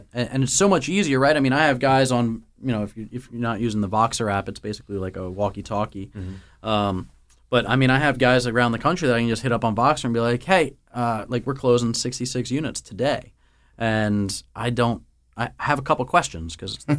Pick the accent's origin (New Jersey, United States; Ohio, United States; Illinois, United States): New Jersey, United States; the Northeast; we're from the Northeast